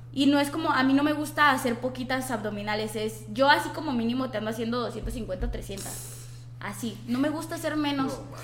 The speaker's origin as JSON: {"language": "Spanish", "country": "Mexico", "said": "nosotros como mexicanos"}